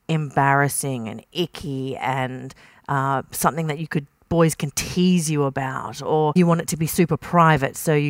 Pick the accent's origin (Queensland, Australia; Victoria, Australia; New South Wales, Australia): Queensland, Australia; Kingaroy, country; I grew up in King Roy and country Queensland